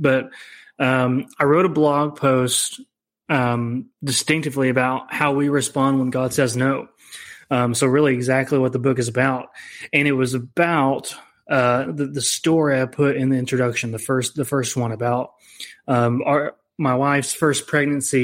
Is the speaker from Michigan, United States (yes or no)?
no; Ada, Oklahoma, United States; I was born and raised in Ada, Oklahoma.